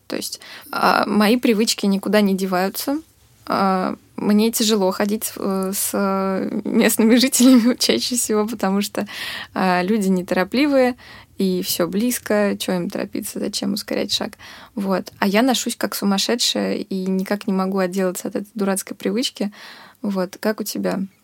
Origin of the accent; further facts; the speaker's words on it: Moscow, Russia; moved away as an adult; now in Volgograd, Russia; я из Москвы вообще из одного и того же района всю жизнь никуда не перемещалась